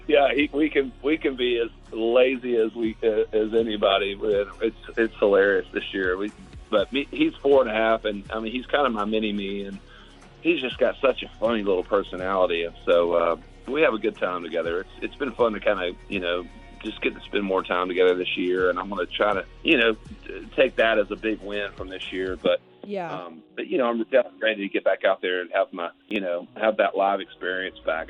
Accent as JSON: {"language": "English", "town": "Augusta", "region": "Georgia", "country": "United States", "tie": "born or raised there", "said": "I'm from Augusta, so from Augusta, Georgia. So it's a it's a big part of my life. And growing up, I used to work at the tournament a lot"}